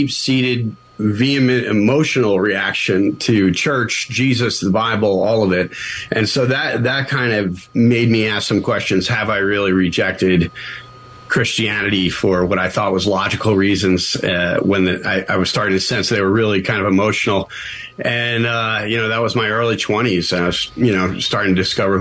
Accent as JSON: {"language": "English", "region": "New York", "country": "United States", "tie": "born or raised there", "moved": "yes", "said": "I grew up in the Northeast in New York, in the shadow of New York City"}